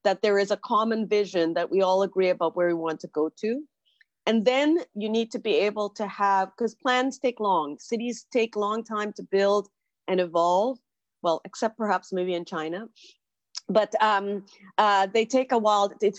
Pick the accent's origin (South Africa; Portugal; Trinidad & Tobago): Trinidad & Tobago; moved away as an adult; now in Toronto, Canada; I was born in Trinidad in the Caribbean, came to Toronto to do university and stayed.